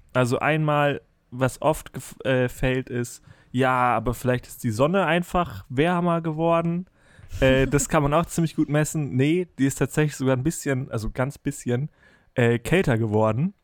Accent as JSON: {"language": "German", "country": "Germany"}